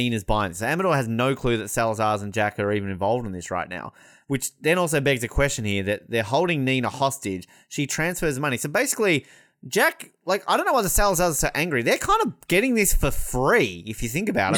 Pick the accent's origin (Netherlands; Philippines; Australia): Australia; I'm Australian